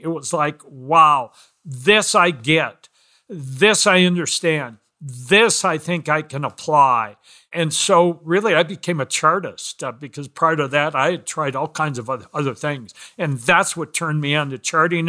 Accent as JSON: {"language": "English", "town": "Minneapolis", "region": "Minnesota", "country": "United States", "tie": "born or raised there", "also_born_or_lived": "Chicago / Evanston, Illinois", "moved": "as an adult", "said": "grew up in Minneapolis, ended up going to the University of Minnesota"}